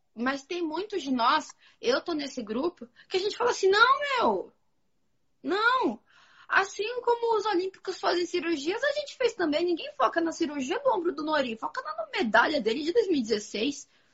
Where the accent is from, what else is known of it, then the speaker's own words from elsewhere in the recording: Santo André, São Paulo, Brazil; Santo André, que eu sou de Santo André